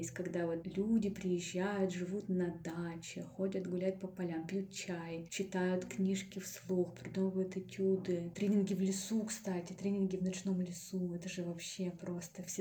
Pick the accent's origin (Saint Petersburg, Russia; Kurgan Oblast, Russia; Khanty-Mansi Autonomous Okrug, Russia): Kurgan Oblast, Russia; Kurgan; now in Yekaterinburg, Russia; потому что я приехала же из Кургана в Екатеринбург, и э, тут не было у меня никаких друзей.